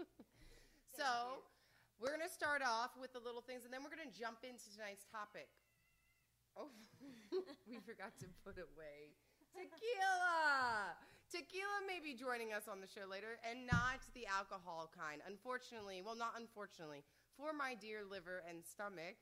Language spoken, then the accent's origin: English; United States; I'm from the States